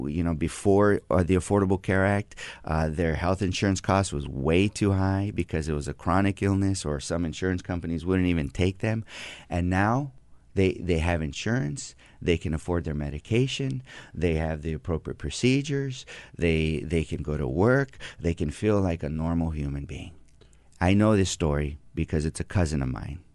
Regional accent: Coachella, California, United States; I grew up in Coachella, right there in the Coachella Valley

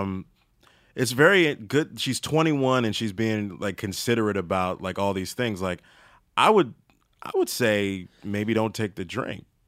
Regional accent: Maryland, United States; moved away; I'm from Maryland and I'm below, I guess I'm below the Mace-, Mason Dixon line

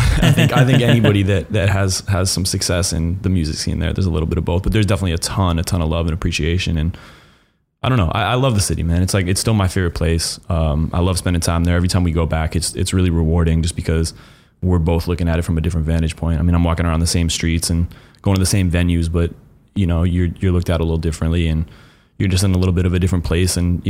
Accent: Connecticut, United States; moved away as an adult; also born or lived in Boston; I grew up in Connecticut.

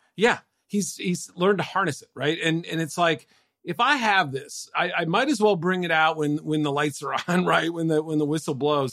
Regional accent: Andover, Massachusetts, United States; Andover, Mass, my hometown

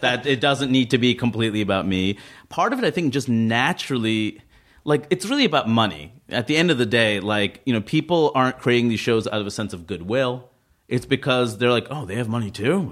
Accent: New York City, New York, United States; I grew up in Queens

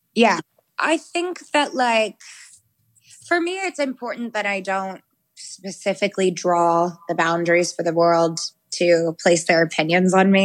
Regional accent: the South, United States; I grew up Christian and in the South

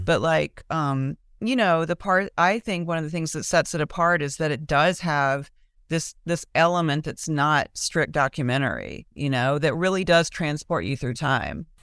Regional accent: Mobile, Alabama, United States; moved away as an adult; now in Austin, United States; when I grew up in Mobile, um, I went to public school

